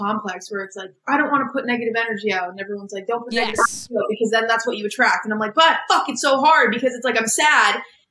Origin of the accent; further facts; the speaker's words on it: Boston, Massachusetts, United States; I'm from Boston.